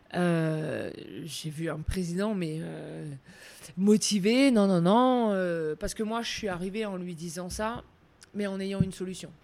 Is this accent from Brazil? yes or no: no; France; chez nous, en France